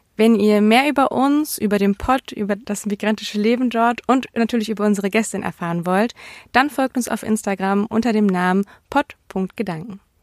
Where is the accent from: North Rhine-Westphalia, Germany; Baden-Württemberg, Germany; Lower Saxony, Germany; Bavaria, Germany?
North Rhine-Westphalia, Germany; Essen; ich bin im Essener Süden aufgewachsen